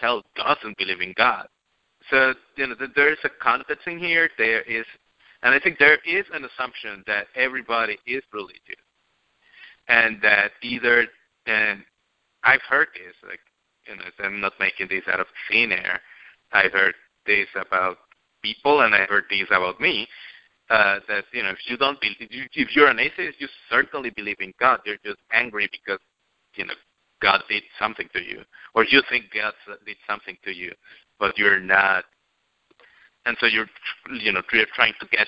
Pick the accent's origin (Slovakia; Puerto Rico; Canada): Puerto Rico; Bayamón; My hometown, Bayamón